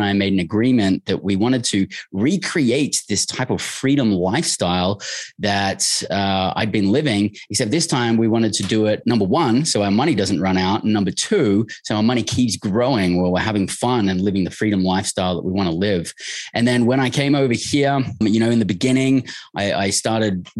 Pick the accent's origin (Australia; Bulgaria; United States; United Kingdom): Australia; moved away as an adult; I grew up in Australia